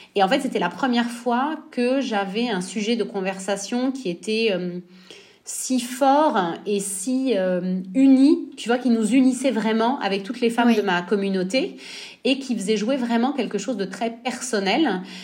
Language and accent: French; Nice, Provence-Alpes-Côte d'Azur, France; moved away as an adult; also born or lived in Normandy / Florence, Italy; now in Italy; j'ai grandi à Nice, donc on n'est pas très loin de la frontière italienne